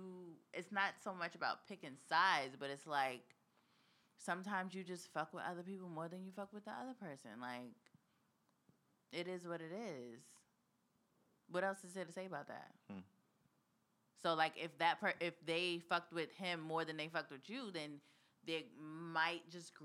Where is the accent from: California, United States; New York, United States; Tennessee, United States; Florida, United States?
New York, United States; Queens; It seems like with the girls, we come from Queens.